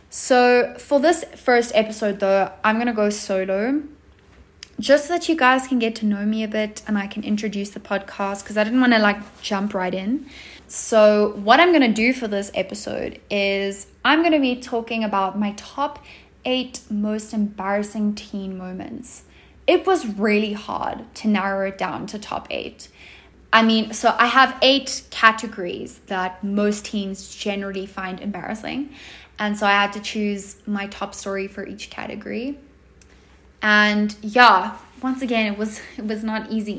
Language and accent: English; South Africa; accent: South African; I'm 16 and I live in South Africa, as you probably can have deduced from my accent.